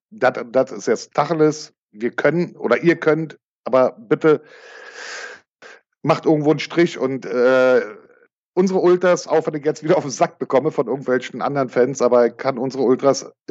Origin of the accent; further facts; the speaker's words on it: East Germany, Germany; wir kommen aus der ehemaligen DDR